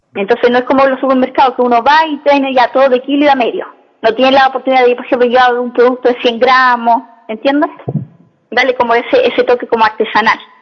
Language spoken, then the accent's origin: Spanish; Valparaíso, Chile; nosotros somos de Valparaíso, somos porteñas, de acá del sector puerto. Mi papá tenía frutería y yo me acuerdo de, muy niña y a comprar el Emporio Chaure